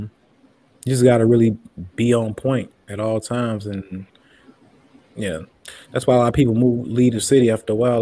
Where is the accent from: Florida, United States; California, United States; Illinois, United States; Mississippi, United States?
Illinois, United States; Southern; moved away as an adult; I grew up in a small town. I'm like from Southern Illinois. So like a little country town